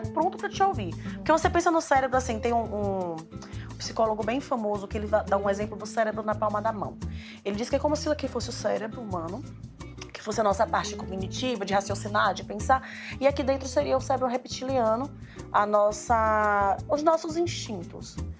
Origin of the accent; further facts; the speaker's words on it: Bahia, Brazil; Sou baiana